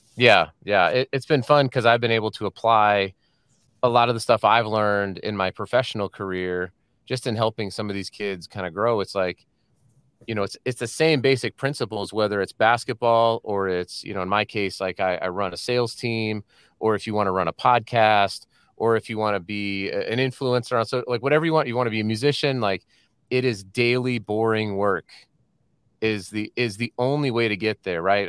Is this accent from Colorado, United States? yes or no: yes; Colorado, United States; moved away as an adult; also born or lived in San Diego; now in Salt Lake City, United States; we're from Colorado